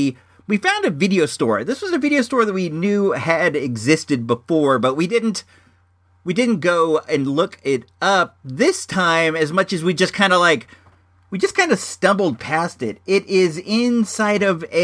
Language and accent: English; Santa Rosa, California, United States; we're from Santa Rosa.